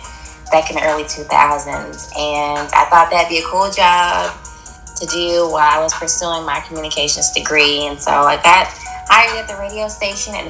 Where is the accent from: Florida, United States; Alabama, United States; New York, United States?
Alabama, United States; Huntsville; I'm from Huntsville